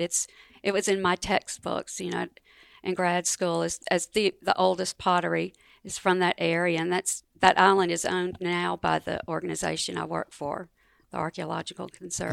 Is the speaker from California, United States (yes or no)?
no; Marks, Mississippi, United States; I grew up in Marks, Mississippi, which is the northwest corner of Mississippi, over in the Delta